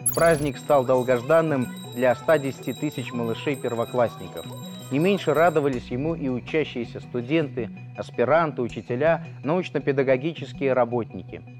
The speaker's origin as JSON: {"language": "Russian", "country": "Belarus", "said": "я, гражданин Республики Беларусь"}